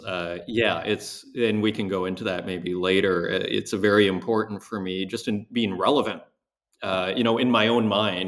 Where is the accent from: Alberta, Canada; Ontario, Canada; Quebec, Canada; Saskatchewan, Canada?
Saskatchewan, Canada; Saskatoon; also born or lived in Montreal; now in Berlin, Germany; I grew up in uh, Saskatoon, Saskatchewan, which is in Canada's Midwest